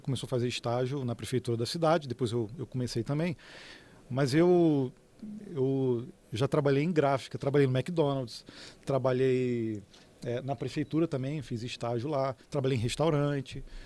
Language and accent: Portuguese; Petrópolis, Rio de Janeiro, Brazil; eu sou de Petrópolis, né, no Rio de Janeiro